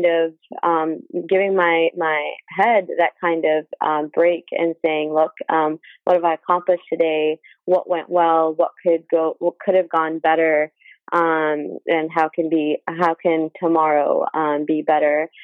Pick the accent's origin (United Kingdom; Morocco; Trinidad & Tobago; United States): United States; Michigan; also born or lived in India; now in Houston, United States; I was raised in Michigan